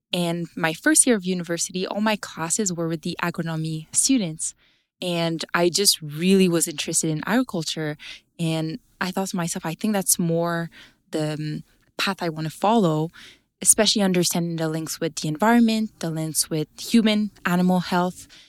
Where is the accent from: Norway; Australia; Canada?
Canada; Abitibi, Quebec; I'm from Abitibi in Quebec